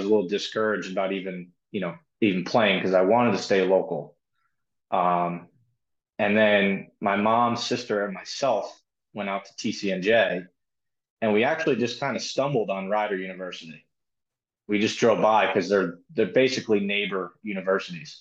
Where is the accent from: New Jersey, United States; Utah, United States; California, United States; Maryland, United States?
New Jersey, United States; Brielle; I'm a local kid. I'm from Brielle, New Jersey